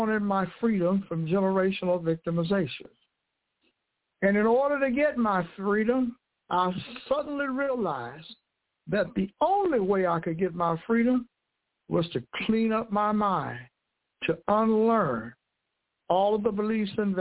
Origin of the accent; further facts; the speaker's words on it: United States; I was born in the United States of America